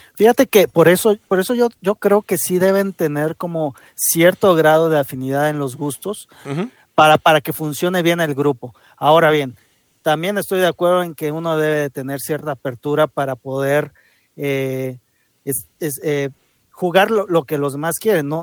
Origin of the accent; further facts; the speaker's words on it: Mexico; así somos los mexicanos